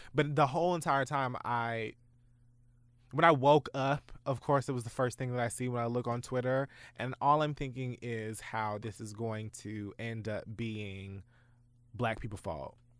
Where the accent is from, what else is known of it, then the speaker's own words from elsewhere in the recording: Dade County, Florida, United States; my life as a bird from Dade County